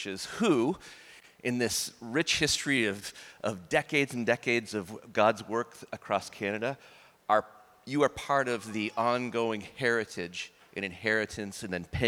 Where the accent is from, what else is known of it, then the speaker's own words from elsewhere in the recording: near the New Brunswick border, Maine, United States; I was born like a half hour from the New Brunswick border